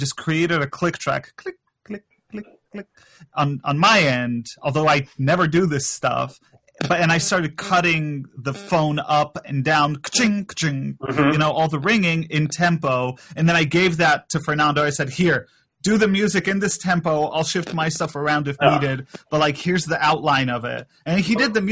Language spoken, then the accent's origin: English; Poland; I'm from Poland